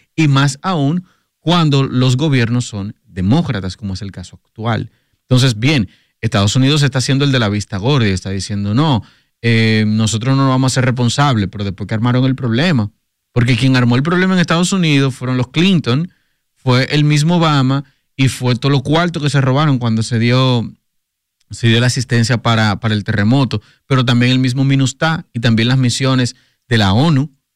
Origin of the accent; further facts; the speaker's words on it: Dominican Republic; nosotros como dominicanos